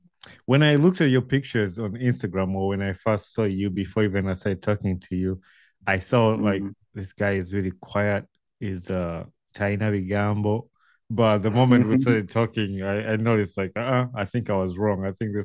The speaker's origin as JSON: {"language": "English", "town": "Wakiso", "region": "Central Region", "country": "Uganda", "tie": "born or raised there", "said": "So I went to the local schools and where I grew up in Wakiso."}